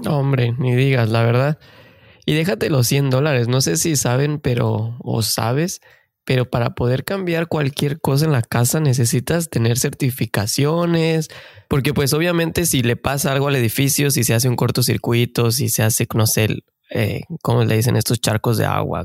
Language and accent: Spanish; Mexico; moved away as an adult; now in Canada; somos mexicanos de corazón que venimos en busca del famosísimo sueño canadiense